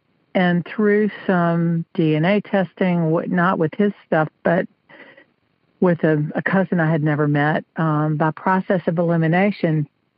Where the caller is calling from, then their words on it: South Carolina, United States; South Carolina.